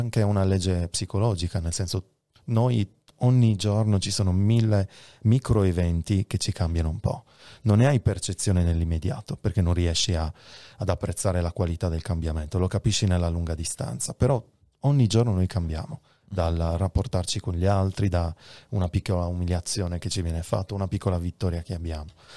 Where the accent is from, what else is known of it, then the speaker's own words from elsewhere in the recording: Sardinia, Italy; la mia terra, la Sardegna